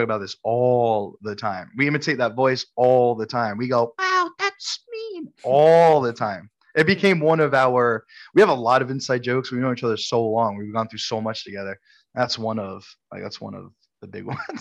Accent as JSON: {"language": "English", "town": "New York City", "region": "New York", "country": "United States", "tie": "born or raised there", "said": "We grew up in Bensonhurst, Brooklyn."}